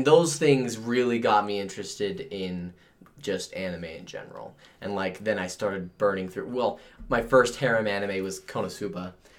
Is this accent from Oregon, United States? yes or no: yes; Oregon, United States; I'm from Oregon. That's where I'm originally from.